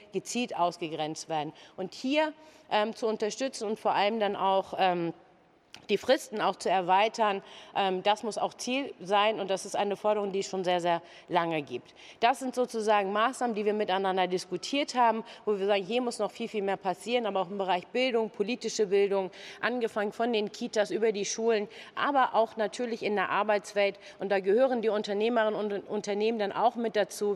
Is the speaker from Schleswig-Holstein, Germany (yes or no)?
yes; Kiel, Schleswig-Holstein, Germany; in meiner Geburtsstadt in Kiel